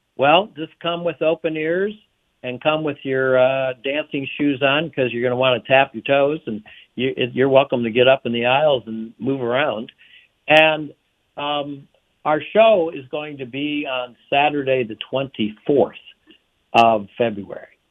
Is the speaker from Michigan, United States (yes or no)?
yes; Detroit, Michigan, United States; when I was a kid growing up in Michigan, mainly in Detroit